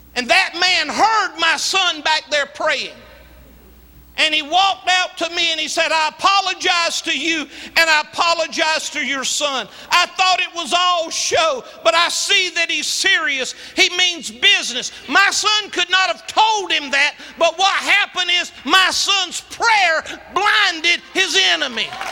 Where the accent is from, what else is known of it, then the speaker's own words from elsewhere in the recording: Latta, South Carolina, United States; moved away; also born or lived in Columbia; I'm a country boy. I was born in Latta, South Carolina